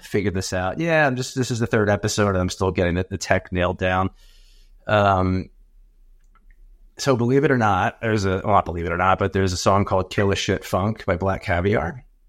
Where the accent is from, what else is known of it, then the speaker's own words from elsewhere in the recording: Atlantic City, New Jersey, United States; I grew up in Atlantic City in South Jersey